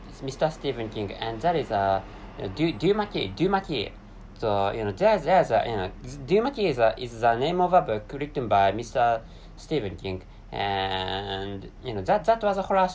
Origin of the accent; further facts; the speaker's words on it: Japan; English is a second language; I live in an East Asian country, and the name of that country is Japan